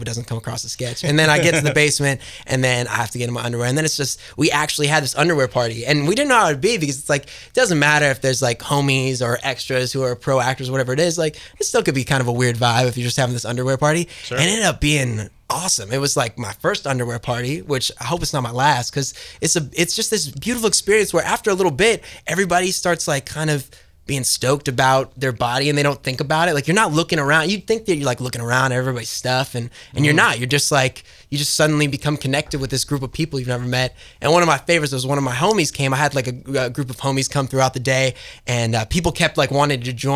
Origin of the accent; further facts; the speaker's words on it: New York City, New York, United States; also born or lived in Los Angeles; I'm from Hell's Kitchen, New York, and then I have a little spot in LA that I go back and forth